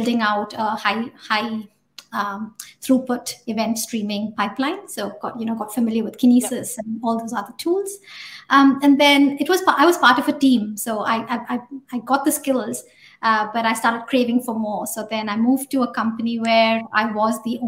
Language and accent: English; India; moved away as an adult; now in New Zealand; I started out as a developer back in India, in my hometown.